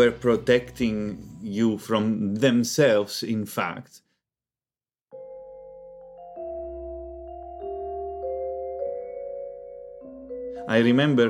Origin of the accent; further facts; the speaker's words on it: Palermo, Sicily, Italy; I'm from Palermo, which is the biggest city in Sicily